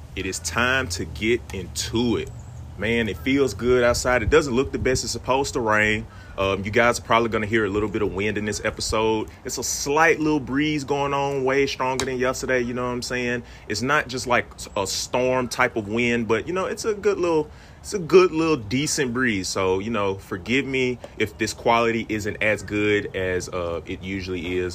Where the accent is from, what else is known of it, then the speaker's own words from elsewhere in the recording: Mississippi, United States; moved away; I'm from Mississippi originally